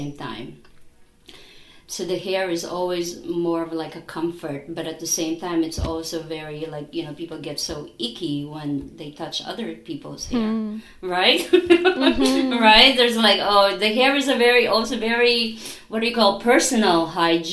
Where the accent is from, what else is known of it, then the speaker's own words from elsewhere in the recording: Philippines; moved away; I'm from the Philippines